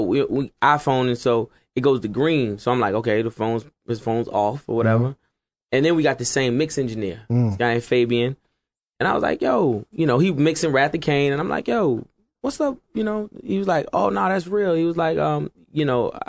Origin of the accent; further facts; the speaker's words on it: Virginia Beach, Virginia, United States; also born or lived in Norfolk, Virginia; I'm from Virginia Beach.